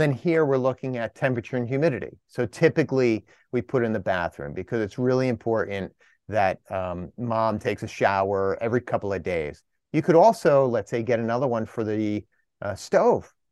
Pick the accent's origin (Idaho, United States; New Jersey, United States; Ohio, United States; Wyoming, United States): New Jersey, United States; up here in the Northeast, I'm from Jersey